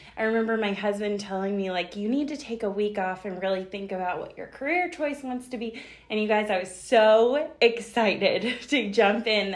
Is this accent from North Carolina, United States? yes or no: yes; Western North Carolina, United States; I'm born and raised in Western North Carolina